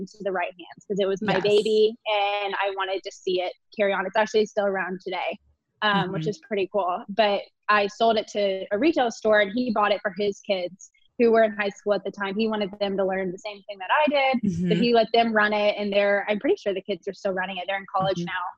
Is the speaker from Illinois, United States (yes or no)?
no; Fort Worth, Texas, United States; moved away as an adult; also born or lived in Austin, Texas; now in Denver, United States; I started a clothing line in my hometown of Fort Worth